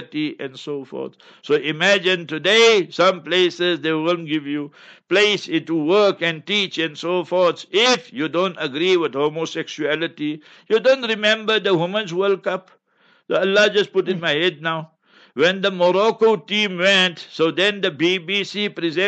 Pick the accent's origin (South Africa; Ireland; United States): South Africa; Heidelberg, Gauteng; moved away; in Heidelberg, my hometown where I was born and bred